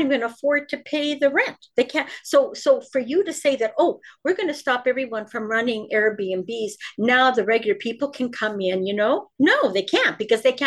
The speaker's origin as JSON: {"language": "English", "region": "Ontario", "country": "Canada", "said": "I'm from Ontario"}